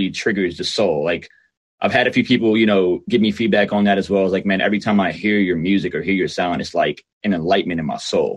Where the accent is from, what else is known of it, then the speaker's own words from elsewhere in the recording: Silver Spring, Maryland, United States; I was born and raised in Silver Spring, Maryland